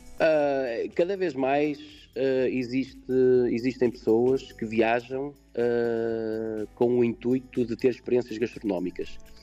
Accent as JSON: {"language": "Portuguese", "country": "Portugal", "said": "aquilo que somos nós como portugueses"}